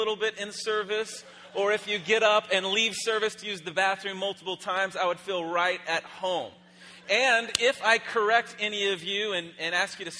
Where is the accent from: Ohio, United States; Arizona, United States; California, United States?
Arizona, United States; Phoenix; I am from Phoenix, Arizona.